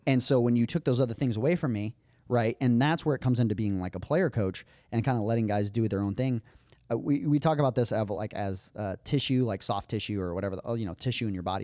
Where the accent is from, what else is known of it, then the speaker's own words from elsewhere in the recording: Las Vegas, Nevada, United States; moved away; I came from Vegas